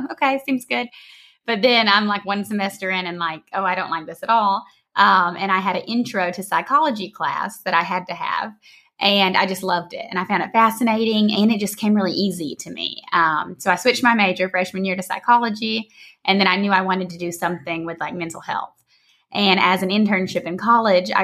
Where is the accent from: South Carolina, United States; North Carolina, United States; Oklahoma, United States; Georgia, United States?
Georgia, United States; moved away as an adult; also born or lived in San Diego, California; now in Costa Rica; I'm from Georgia originally. I always have to say that because I have quite an accent